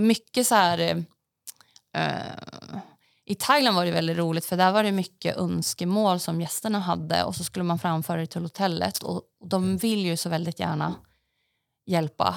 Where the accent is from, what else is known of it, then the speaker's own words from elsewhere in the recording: Västerås, Västmanland, Sweden; moved away as an adult; also born or lived in Norway / Stockholm; då bodde jag i Västerås också till, innan jag hann flytta hit där jag kommer ifrån Västerås